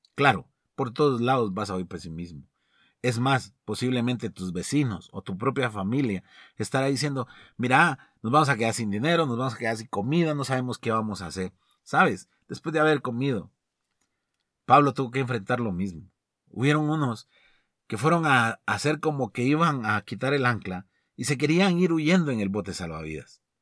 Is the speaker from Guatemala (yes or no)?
yes; Guatemala; como guatemaltecos